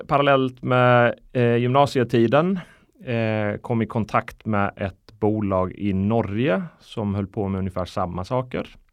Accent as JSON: {"language": "Swedish", "country": "Sweden", "tie": "born or raised there", "also_born_or_lived": "Iceland", "said": "jag är född på Island mm. eh, 82. Flyttade till Sverige 91, nio år eh, gammal"}